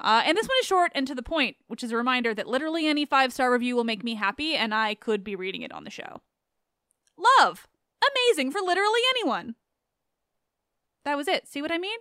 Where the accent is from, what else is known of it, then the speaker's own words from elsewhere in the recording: Canada; as a Canadian